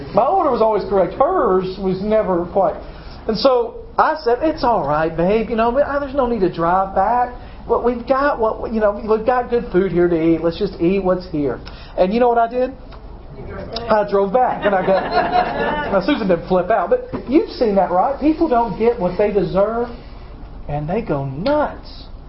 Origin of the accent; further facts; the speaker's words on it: United States; as American